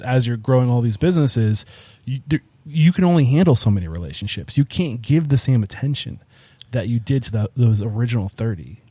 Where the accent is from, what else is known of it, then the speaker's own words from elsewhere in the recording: New England, United States; I'm from New England.